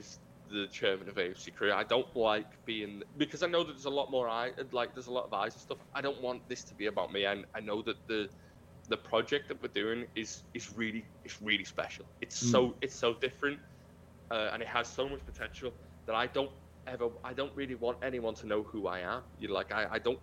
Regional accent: Liverpool, North West England, United Kingdom; I'm from Liverpool, and Liverpool's a very different part of the United Kingdom

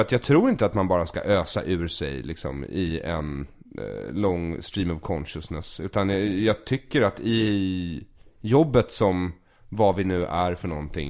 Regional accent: Solna, Stockholm County, Sweden; also born or lived in Tel Aviv, Israel; jag är uppvuxen i Bergshamra, men skolan ligger på Östermalm

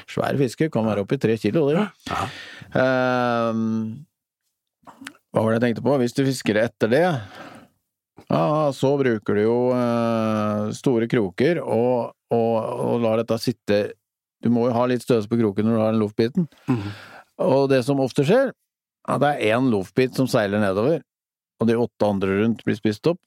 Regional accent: Rakkestad, Østfold, Norway; Jeg vokste jo opp i Rakstad

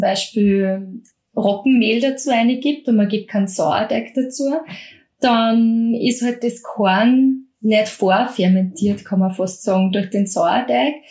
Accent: Mostviertel, Lower Austria, Austria; Ich komme aus dem Mostviertel

